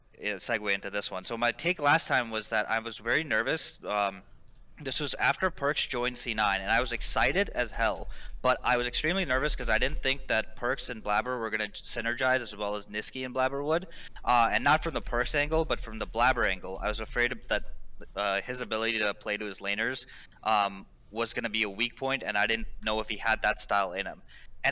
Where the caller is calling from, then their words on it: King of Prussia, Pennsylvania, United States; King of Prussia. I don't know if you remember me calling like way back when.